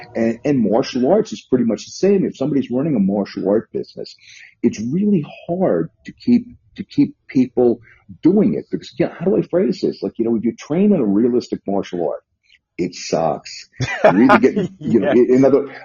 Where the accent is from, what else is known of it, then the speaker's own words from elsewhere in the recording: New York City, New York, United States; also born or lived in northern New Jersey / Las Vegas, Nevada; now in Lexington, Virginia, United States; I'm a native New Yorker. I grew up in the Bronx.